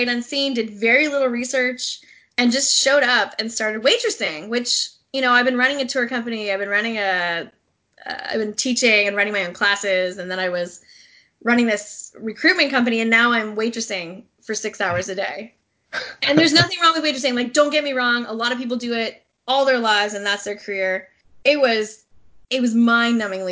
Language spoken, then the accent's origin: English; Vancouver Island, British Columbia, Canada; moved away as an adult; also born or lived in England / Japan / Ontario; I'm from Vancouver Island